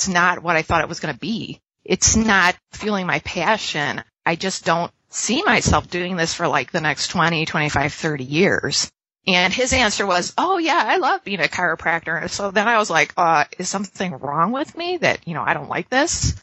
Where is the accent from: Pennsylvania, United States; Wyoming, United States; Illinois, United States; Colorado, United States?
Illinois, United States; Chicago; now in Ottawa, Canada; I'm born and raised in Chicago